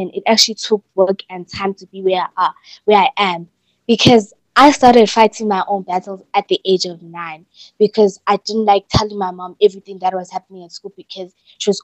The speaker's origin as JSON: {"language": "English", "town": "Newcastle", "region": "KwaZulu-Natal", "country": "South Africa", "tie": "born or raised there", "moved": "yes", "said": "my hometown in Newcastle, KZN"}